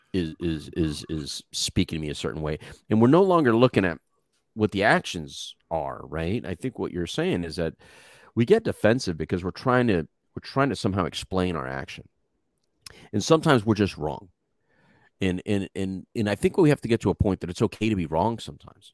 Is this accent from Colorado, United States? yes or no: no; Texas, United States; People always trying to figure out my accent. And then I say I'm from Texas